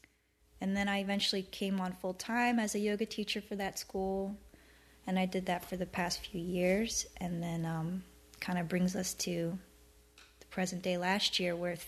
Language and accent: English; Philadelphia, Pennsylvania, United States; moved away; I was born and raised in Philly.